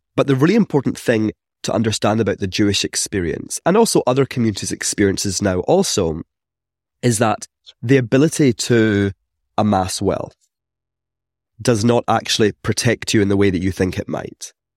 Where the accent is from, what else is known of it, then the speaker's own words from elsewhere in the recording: Scotland, United Kingdom; accent: Scottish; growing up in Scotland, you can tell from my accents that I'm not from here